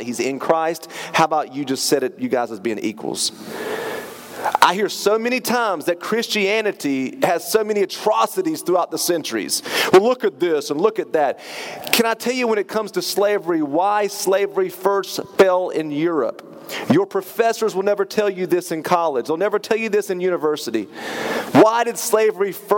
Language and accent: English; Turkey, North Carolina, United States; I grew up in Turkey, North Carolina.